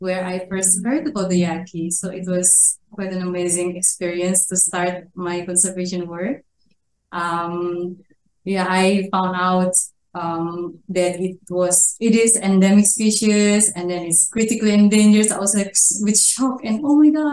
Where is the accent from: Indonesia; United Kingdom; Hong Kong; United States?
Indonesia; North Sulawesi; I'm from North Sulawesi. I'm Minahasan people.